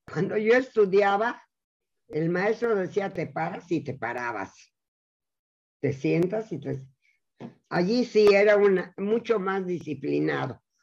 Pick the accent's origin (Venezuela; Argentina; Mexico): Mexico; La comunidad judía se ha integrado a México. Somos mexicanos y respetamos y queremos a este país completamente.